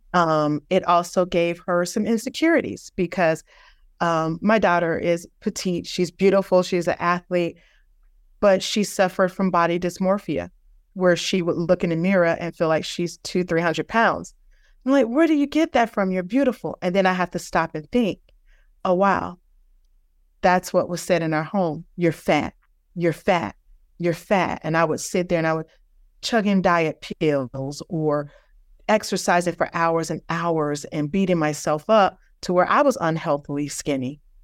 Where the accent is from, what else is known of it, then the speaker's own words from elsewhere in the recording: Virginia, United States; moved away as an adult; also born or lived in Houston, Texas / Denver, Colorado; I'm originally from Virginia. We were living in Houston.